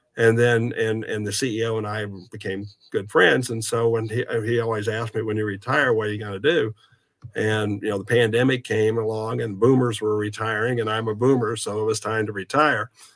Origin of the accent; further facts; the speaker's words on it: Southeast Kansas, United States; moved away as an adult; also born or lived in Texas; now in Kansas City, United States; I'm originally from Southeast Kansas, but my family is originally from the Kansas City area, so I wanted to move back to Kansas City